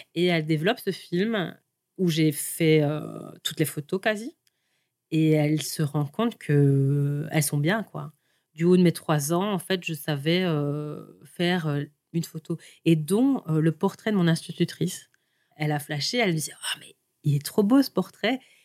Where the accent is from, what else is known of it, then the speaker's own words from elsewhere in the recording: Seraing, Wallonia, Belgium; je suis née euh, plus précisément à Seraing